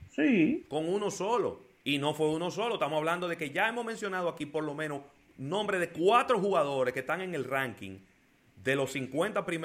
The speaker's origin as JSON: {"language": "Spanish", "country": "Dominican Republic", "said": "los héroes son los médicos y también somos los dominicanos"}